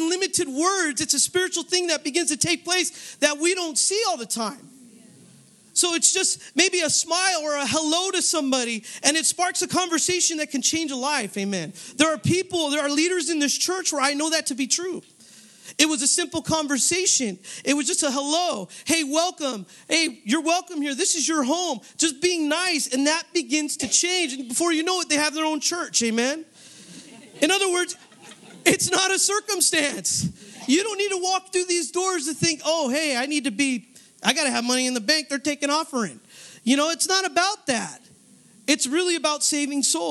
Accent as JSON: {"language": "English", "region": "Northern California", "country": "United States", "also_born_or_lived": "San Jose", "moved": "as an adult", "said": "I'm from Northern California. I came out here for school"}